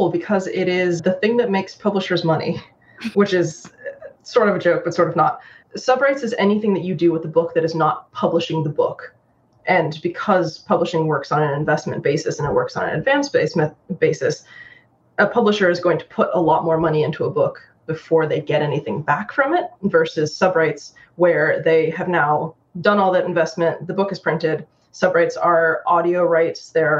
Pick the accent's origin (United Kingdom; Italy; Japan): Japan; also born or lived in New York, United States; But my mom's Chinese and my dad's Irish, and I grew up in Japan.